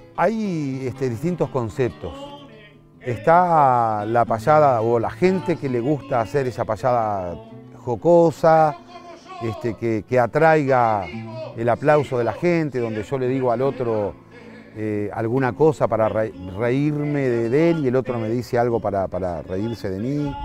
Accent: Sauce, Canelones, Uruguay; also born or lived in Montevideo, Uruguay; desde pequeño, desde 3, 4 años, este, siempre nos afincamos en distintas zonas alrededor de la, de la ciudad de Sauce, cuando eso era pueblo todavía. Yo me considero sauceño

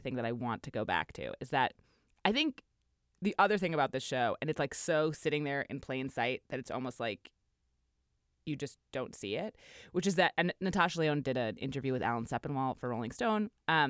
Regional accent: New York, United States; and I grew up in New York, and I spent a decade living in the East Village

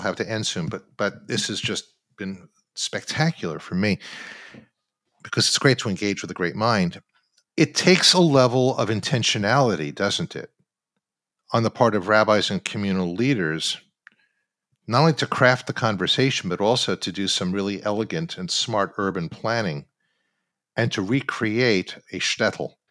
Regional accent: Long Island, New York, United States; where I grew up on Long Island

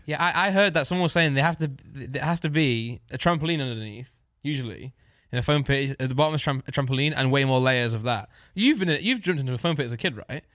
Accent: United Kingdom; I'm just British

